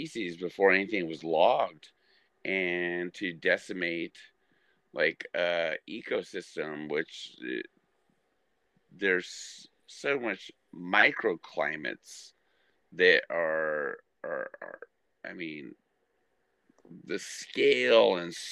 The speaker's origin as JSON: {"language": "English", "area": "Mount Shasta", "region": "California", "country": "United States", "tie": "born or raised there", "also_born_or_lived": "Yreka, California", "said": "grew up around Mount Shasta"}